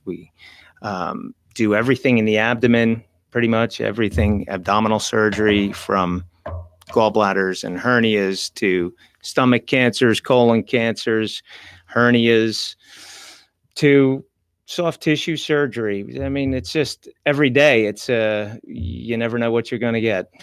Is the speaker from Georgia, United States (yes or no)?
no; New Jersey, United States; moved away as an adult; also born or lived in Manhattan, New York; now in Stuart, United States; grew up in New Yo, in Jersey and schooled in Jersey, trained in Jersey